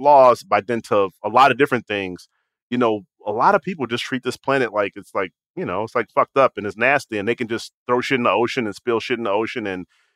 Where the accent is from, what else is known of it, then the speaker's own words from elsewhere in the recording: Chicago, Illinois, United States; when I was growing up, and I grew up, I was born in 76, so I was kind of like a kid in like the mid-80s. And there was a part of my neighborhood on like around 76th in Vincennes